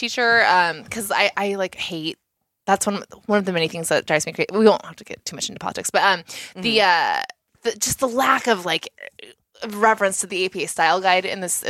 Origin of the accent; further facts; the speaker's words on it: SoCal, California, United States; as someone from SoCal